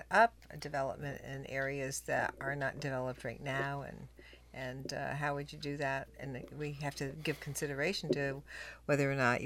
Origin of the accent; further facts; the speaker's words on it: South Windsor, Connecticut, United States; I grew up in South Windsor